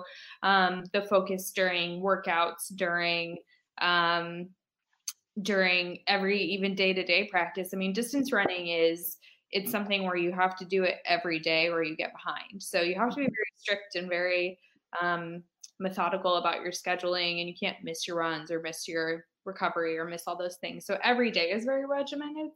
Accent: Fort Dodge, Iowa, United States; I'm from Fort Dodge

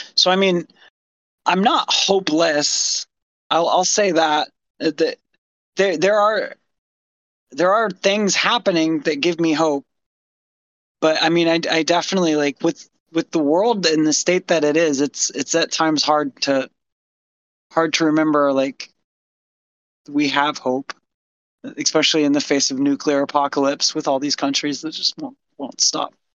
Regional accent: United States

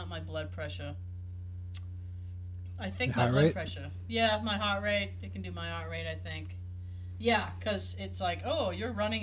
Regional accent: Boston, Massachusetts, United States; accent: Boston; my Boston accent

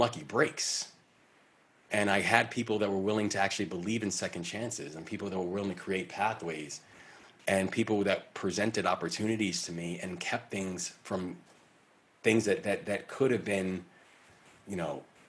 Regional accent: Baltimore, Maryland, United States; the Baltimore Sun, which is my hometown paper

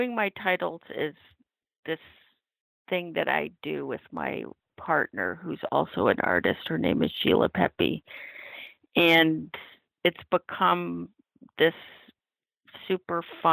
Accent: Oregon and the Northwest and California, United States; now in New York, United States; I grew up in Oregon and the Northwest and California

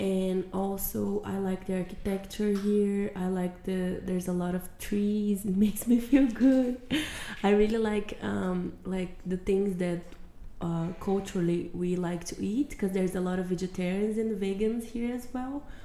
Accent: Curitiba, Paraná, Brazil; I was I am born and raised in Curitiba which is the, the city of the south of Brazil.

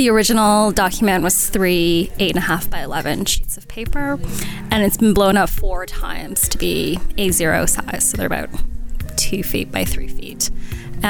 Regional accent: Canada; I was born and raised in Canada

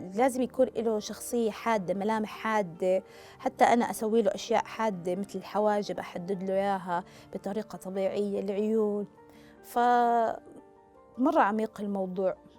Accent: Saudi Arabia; أنا من مواليد السعودية

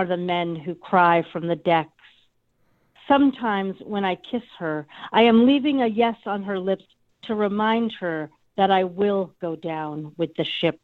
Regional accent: United States; I grew up on the East Coast off of Long Island Sound

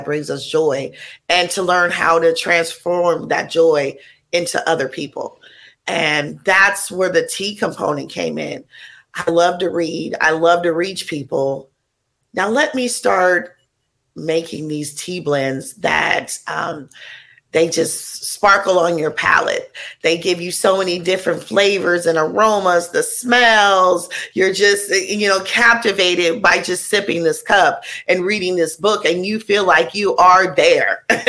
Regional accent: Oakland, California, United States; So I grew up giving people in East Oakland, California.

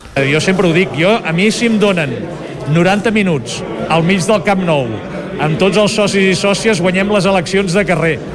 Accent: Granollers, Catalonia, Spain; jo que sóc de Granollers

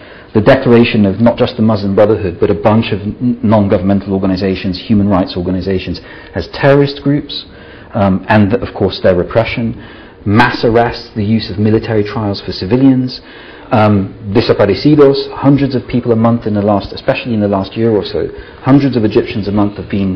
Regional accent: Italy; now in Scotland; I'm originally from Italy

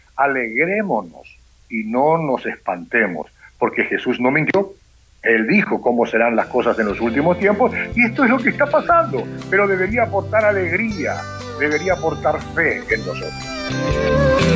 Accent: Asunción, Paraguay; yo soy de Asunción, Paraguay, soy hijo de un paraguayo y una italiana

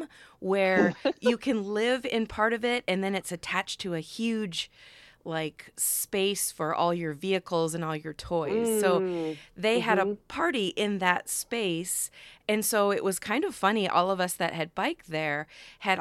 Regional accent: Cedar Rapids, Iowa, United States; I have a bike club here in my hometown of Cedar Rapids

